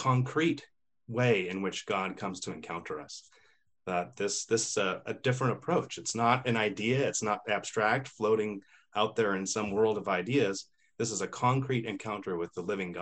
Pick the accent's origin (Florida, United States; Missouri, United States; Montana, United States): Montana, United States; Missoula; moved away as an adult; also born or lived in Boston / Connecticut; now in Spokane, United States; I grew up in the Intermountain West, Missoula, Montana